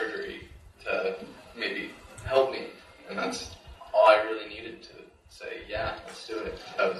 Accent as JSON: {"language": "English", "town": "Concord", "region": "New Hampshire", "country": "United States", "said": "I'm 17 years old. I'm from Concord, New Hampshire."}